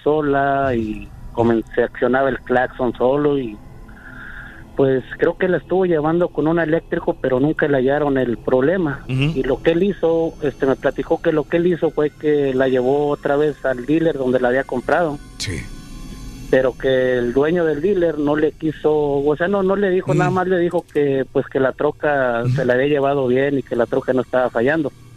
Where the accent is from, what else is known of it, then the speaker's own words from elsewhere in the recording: Torreón, Coahuila, Mexico; yo soy de Torreón.